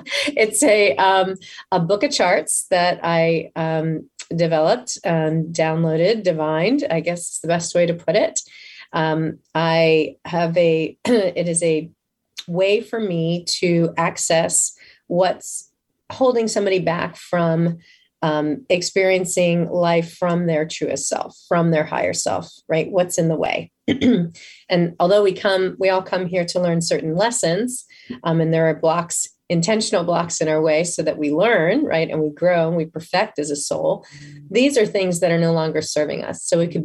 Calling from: Tampa, Florida, United States; I am in Tampa, Florida.

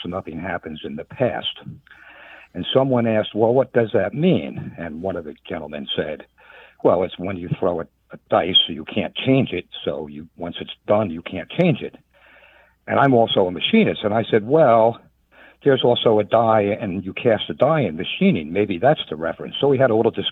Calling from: Southwest Virginia, United States; I'm calling from Southwest Virginia on the border of Tennessee and Virginia

